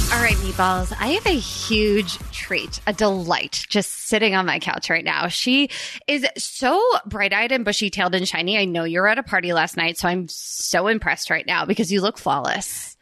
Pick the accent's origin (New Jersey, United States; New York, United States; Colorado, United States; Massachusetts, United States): New Jersey, United States; Princeton; I grew up in Princeton, New Jersey